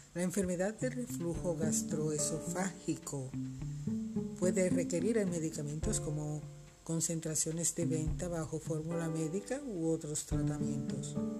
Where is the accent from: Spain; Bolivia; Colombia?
Colombia; also born or lived in Barranquilla, Colombia; en mi país